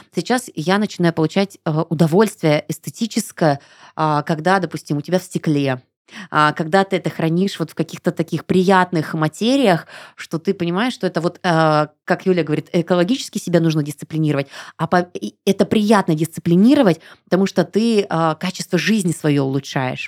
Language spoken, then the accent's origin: Russian; Irkutsk Oblast, Russia; moved away; я из Иркутской области. У нас а, была поставка воды с ангары. То есть мы всегда пили из-под крана чистейшую, вкуснейшую воду.